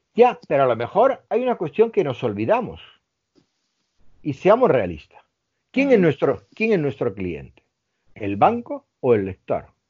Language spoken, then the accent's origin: Spanish; Melilla, Spain; moved away; soy del norte de África, me he criado con judíos, eh, con hindúes, eh, con musulmanes